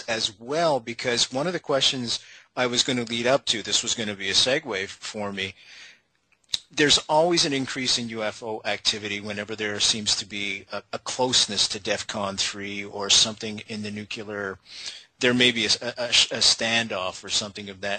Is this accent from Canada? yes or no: yes; Canada; accent: Canadian; You can tell I'm Canadian as soon as that one darn word